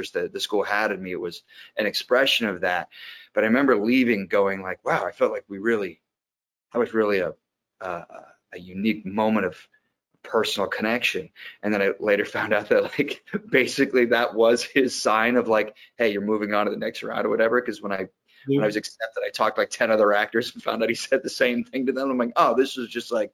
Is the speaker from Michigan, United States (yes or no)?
no; Iowa, United States; also born or lived in Massachusetts; we grew up in Iowa